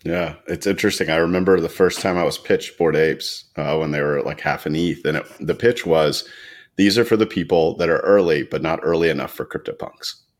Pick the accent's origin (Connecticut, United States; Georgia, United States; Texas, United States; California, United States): Georgia, United States; Atlanta; I grew up in Atlanta